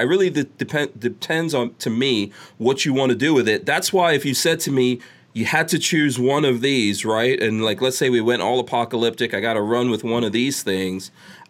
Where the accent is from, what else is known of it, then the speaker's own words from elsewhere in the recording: United States; I'm an American.